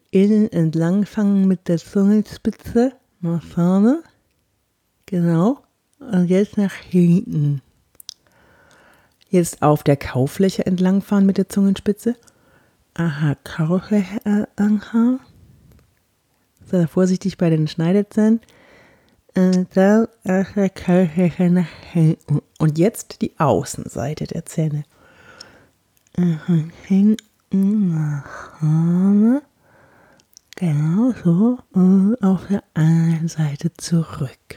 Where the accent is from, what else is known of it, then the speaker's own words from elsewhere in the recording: Bavaria, Germany; accent: Franconian; Ja, da hatte ich auch noch einen ganz schlimmen fränkischen Akzent. Ich komme ja aus Franken und äh, da redet man ja so.